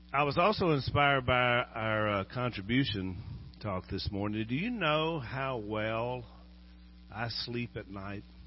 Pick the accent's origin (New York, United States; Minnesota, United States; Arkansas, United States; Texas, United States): Arkansas, United States; Junction City; Junction City, Arkansas is another one. that's where I grew up.